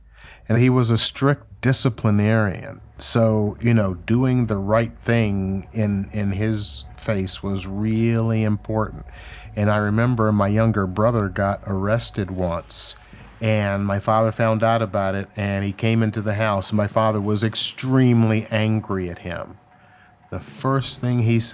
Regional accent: Memphis, Tennessee, United States; I was born in Memphis, Tennessee in 1956. My older brother and I integrated a Catholic school in Memphis in 1963.

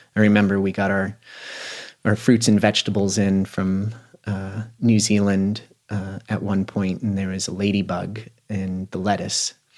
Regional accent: Aspen, Colorado, United States; a person that was born and raised in Aspen

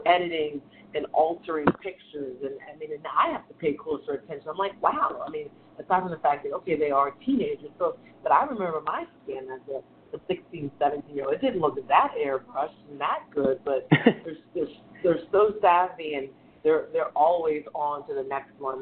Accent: New Orleans, Louisiana, United States; I'm from New Orleans

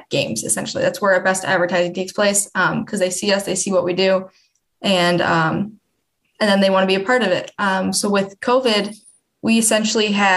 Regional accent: Wisconsin, United States; moved away; I'm from Wisconsin.

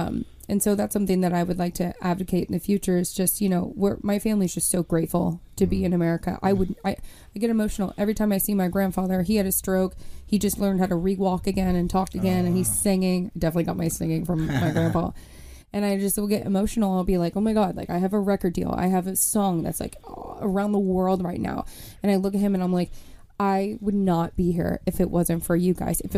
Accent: Elizabeth, New Jersey, United States; born there; And I was born in Elizabeth, and that was kind of where a lot of the Cubans kind of migrated, and we had, like, this whole community there.

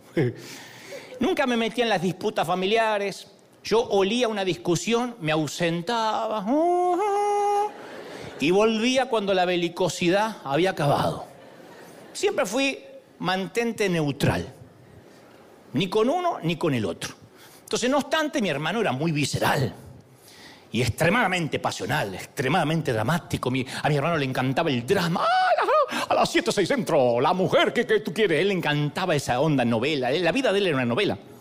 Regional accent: Argentina

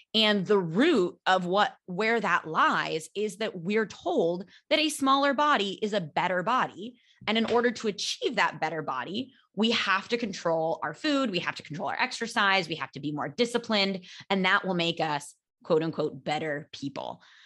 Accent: California, United States; now in Barcelona, Spain; I am American. I'm from California

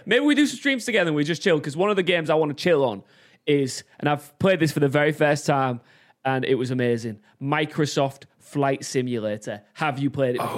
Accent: Hull, Yorkshire and the Humber, United Kingdom; I'm from Hull

